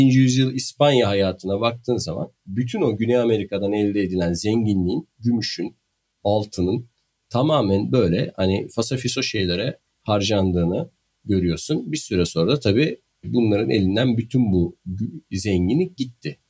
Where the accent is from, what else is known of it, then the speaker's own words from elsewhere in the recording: Bandırma, Balıkesir, Turkey; accent: Bandırma; Bandırma şivesiyle söylediğim için olabilir.